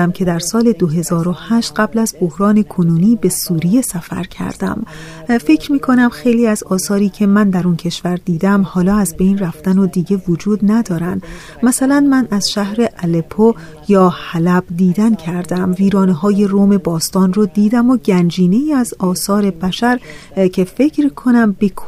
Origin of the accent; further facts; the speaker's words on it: United States; من در یک خانواده بهایی بزرگ شدم. پدر و مادرم آمریکایی هستند و من در آمریکا متولد شدم. اونها من رو با تعالیم آین بهایی پرورش دادند و از طرفی من در یک محیط شهری در آمریکا بزرگ شدم.